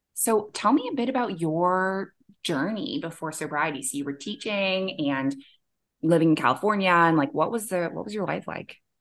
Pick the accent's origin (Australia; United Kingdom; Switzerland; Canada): Canada; moved away as an adult; also born or lived in Middle East; now in Bali, Indonesia; I'm a Canadian who moved across the world to the Middle East at age twenty-three, and I never went back.